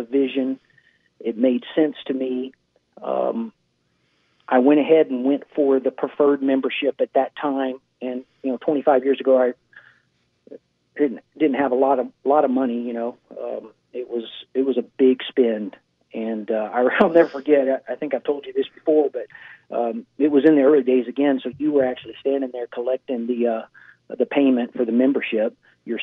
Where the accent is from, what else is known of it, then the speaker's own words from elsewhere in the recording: Houston, Texas, United States; moved away as an adult; now in Florida Keys, United States; Growing up in Houston and being in Houston